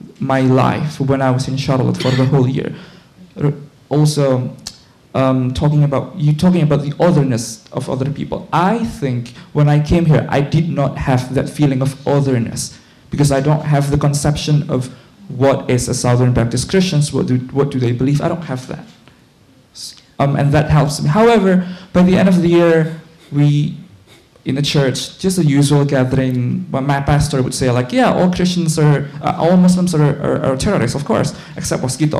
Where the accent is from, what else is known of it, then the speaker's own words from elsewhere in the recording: Indonesia; moved away as an adult; I'm from Indonesia, but in 2008, 2009, when I was a senior in high school in an Islamic boarding school back home